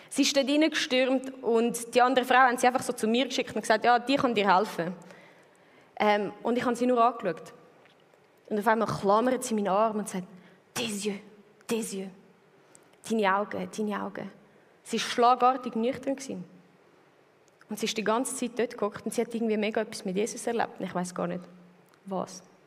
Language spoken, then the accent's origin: German; Switzerland; also born or lived in Zurich; wo ich 13 geworden bin, sind mir zügelt vom Land, äh, wo ich aufgewachsen bin, in die Stadt, mit in die Stadt Zürich rein